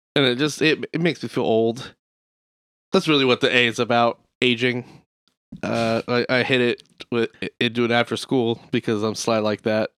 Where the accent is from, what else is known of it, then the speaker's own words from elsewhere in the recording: Midwest, United States; we're fat, we're white, we're from the Midwest.